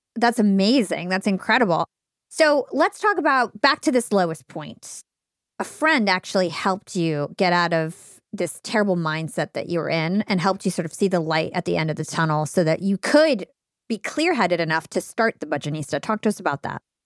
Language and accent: English; New Jersey, United States; I'm from New Jersey